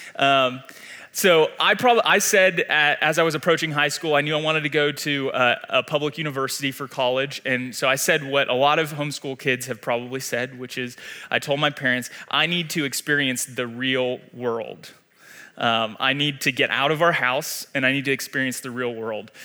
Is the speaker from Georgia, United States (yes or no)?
yes; Atlanta, Georgia, United States; moved away as an adult; now in Wichita, United States; I was born and raised in Atlanta, Georgia